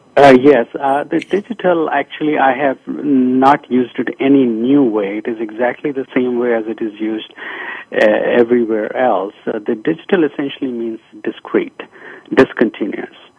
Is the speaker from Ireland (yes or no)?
no; India; moved away as an adult; I was born in India